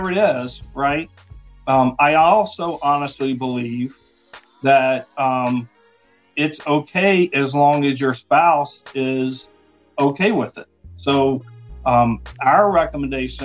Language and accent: English; the South, United States; I'm from the South, the Bible Belt